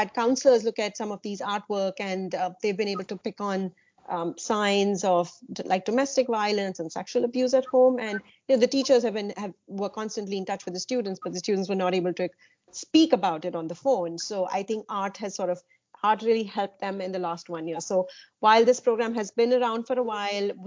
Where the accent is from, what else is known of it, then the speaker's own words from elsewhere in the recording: India; I grew up in India